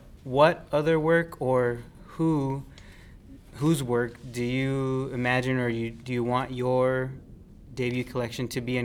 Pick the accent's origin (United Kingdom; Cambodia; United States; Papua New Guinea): United States; Pomona, California; I'm from Pomona.